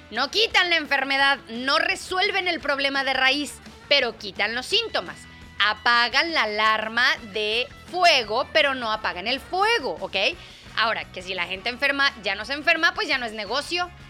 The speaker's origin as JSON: {"language": "Spanish", "country": "Mexico", "accent": "Mexican", "said": "me dijeron que ya estoy hablando como que muy española, que extrañan mi acento mexicano."}